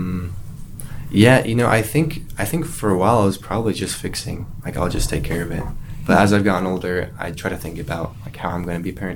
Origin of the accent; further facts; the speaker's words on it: Orem, Utah, United States; moved away as an adult; also born or lived in Eagle Mountain, Utah; now in Alaska, United States; I'm from Orem, Utah